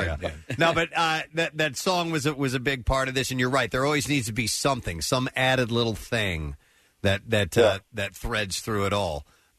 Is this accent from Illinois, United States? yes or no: no; St. Louis, Missouri, United States; now in Philadelphia, United States; I had this wild connection being here in Philadelphia, but I grew up, I'm originally from St. Louis. I grew up there